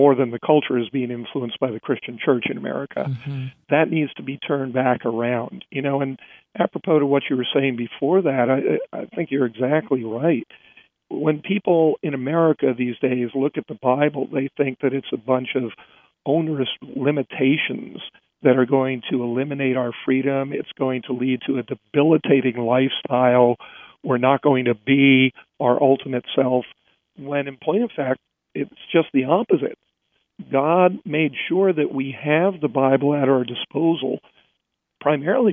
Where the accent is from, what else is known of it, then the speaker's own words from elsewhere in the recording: New York City, East Coast, United States; moved away as an adult; also born or lived in Hollywood, California; I grew up on the East Coast, born in New York City, and eventually after grad school moved out to Hollywood